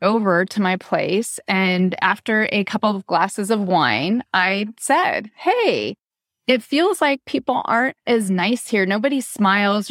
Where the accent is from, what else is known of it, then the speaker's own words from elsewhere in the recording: Southern California, United States; moved away as an adult; also born or lived in Massachusetts; I came from Southern California, went to Massachusetts for my graduate work